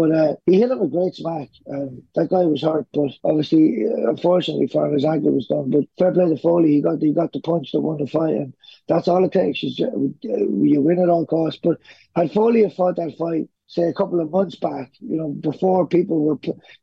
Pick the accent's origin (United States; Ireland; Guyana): Ireland; now in Australia; I grew up in Ireland